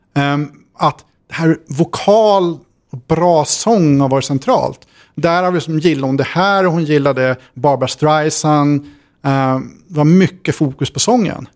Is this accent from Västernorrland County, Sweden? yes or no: yes; Sundsvall, Västernorrland County, Sweden; Jag växte upp i Sundsvall